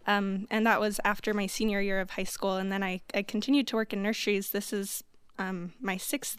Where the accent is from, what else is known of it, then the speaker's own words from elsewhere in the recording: Pleasant Grove, Utah, United States; I grew up in Pleasant Grove